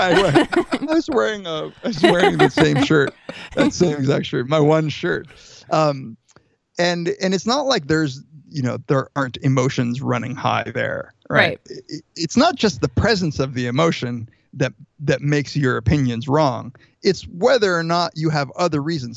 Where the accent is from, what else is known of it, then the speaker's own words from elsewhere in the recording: Riverside, California, United States; I grew up in Southern California, in Riverside